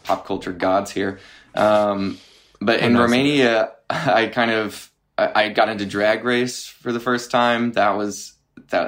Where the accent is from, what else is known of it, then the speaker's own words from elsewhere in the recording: Arkansas, United States; growing up in Arkansas